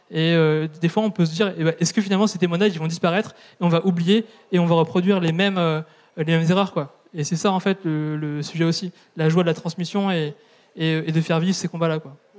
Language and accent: French; southern Brittany, France; also born or lived in Vietnam; j'ai grandi dans un village de 1500 habitants dans le sud de la Bretagne